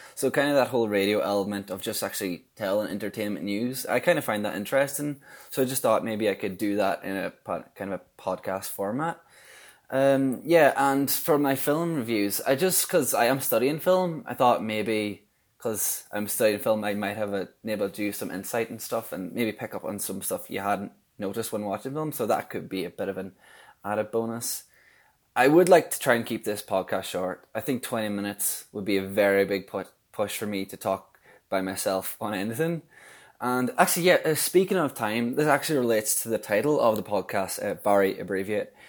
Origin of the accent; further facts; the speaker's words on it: Donegal, Ulster, Ireland; I'm from Donegal